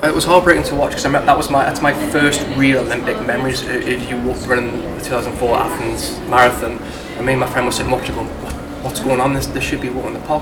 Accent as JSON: {"language": "English", "town": "Newcastle upon Tyne", "region": "North East England", "country": "United Kingdom", "accent": "Geordie", "said": "my accent is a bit of a giveaway as to where I'm from"}